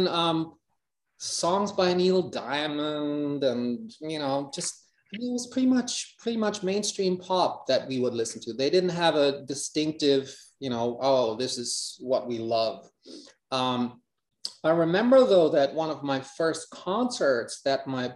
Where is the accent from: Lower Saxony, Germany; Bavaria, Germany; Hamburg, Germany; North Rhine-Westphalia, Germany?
Hamburg, Germany; English is a second language; life in Hamburg, which I at that point did not like too much